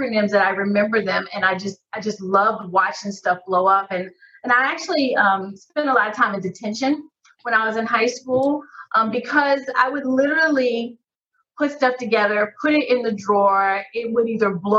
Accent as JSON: {"language": "English", "town": "Decatur", "region": "Georgia", "country": "United States", "tie": "born or raised there", "said": "I grew up in Decatur, Georgia, as we finally call it, the DEC"}